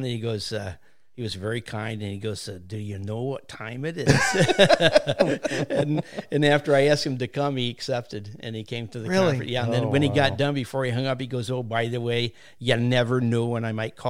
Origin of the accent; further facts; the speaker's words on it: United States; I live in Green Hills out here. So, and again, this is my hometown. Graduated in 69.